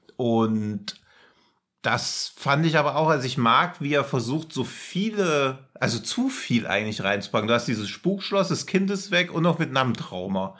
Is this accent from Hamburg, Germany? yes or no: no; near Rotenburg an der Fulda, Hesse, Germany; ich komme da ja aus der Nähe